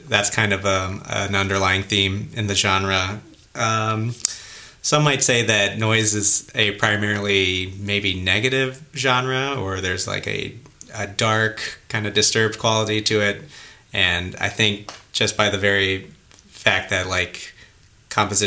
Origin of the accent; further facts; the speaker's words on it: St. Louis, Missouri, United States; moved away as an adult; now in Washington, D.C., United States; I'm from St. Louis, Missouri, originally.